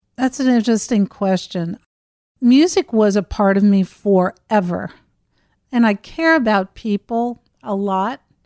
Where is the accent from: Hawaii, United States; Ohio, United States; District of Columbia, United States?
Ohio, United States; Cincinnati; I grew up in Cincinnati, Ohio, and my parents were wonderful